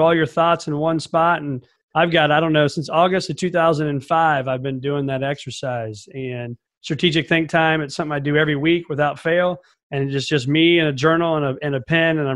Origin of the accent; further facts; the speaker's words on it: Mattoon, Illinois, United States; As an only child growing up in Mattoon, Illinois, small town in the east central part of Illinois